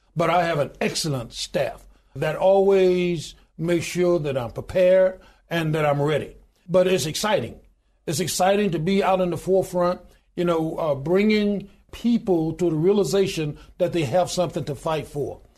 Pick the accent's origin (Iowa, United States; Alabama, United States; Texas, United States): Alabama, United States; Goodwater; I was born in a little small town in Goodwater, Alabama, population twelve hundred and ninety-two today.